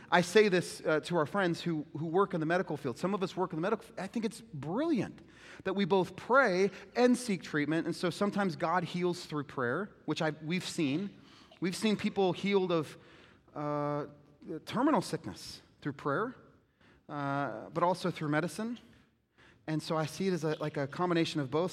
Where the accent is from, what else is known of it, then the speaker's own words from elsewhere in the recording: United States; we're not American Christians, we're Christian Americans